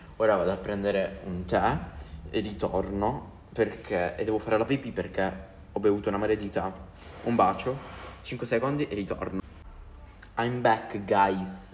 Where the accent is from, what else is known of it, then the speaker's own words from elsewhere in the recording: Apulia, Italy; accent: Apulian dialect; nel mio dialetto, io sono pugliese